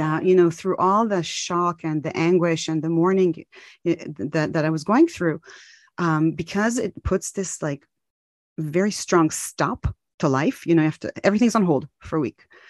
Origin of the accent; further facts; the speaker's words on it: Tel Aviv, Tel Aviv District, Israel; moved away; also born or lived in Maryland, United States / California, United States; I'm from Tel Aviv, Israel, but I lived in the U S for many years, in Maryland and in California